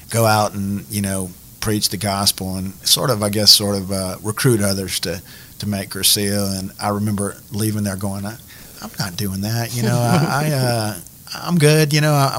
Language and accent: English; Prairie Ronde, Louisiana, United States; I grew up in Prairie Roan